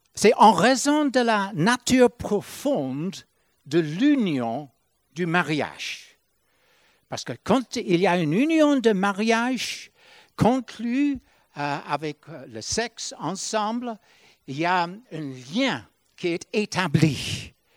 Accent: Ireland; moved away; quand j'étais chez nous en Irlande

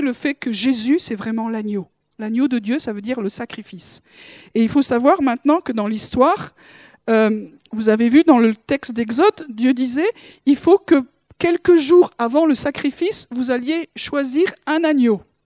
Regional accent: France; en tant que Français

